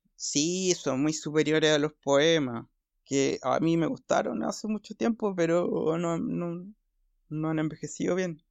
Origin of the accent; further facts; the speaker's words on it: Valparaíso, Chile; also born or lived in Ventanas / Santiago; soy provinciano